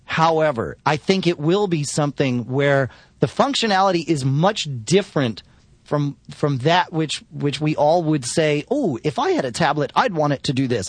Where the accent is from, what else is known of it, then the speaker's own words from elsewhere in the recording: Connecticut, United States; moved away; I grew up in Connecticut